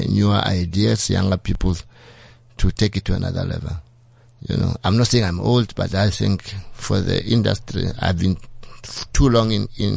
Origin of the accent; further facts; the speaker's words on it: South Africa; as a South African